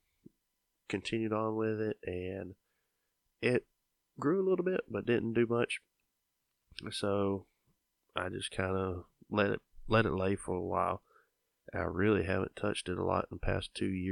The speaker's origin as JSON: {"language": "English", "region": "Georgia", "country": "United States", "said": "I'm from Georgia"}